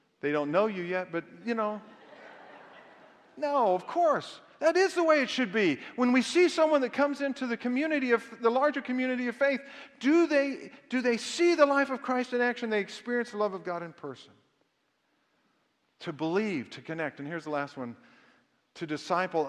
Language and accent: English; the South, United States; I was raised in the South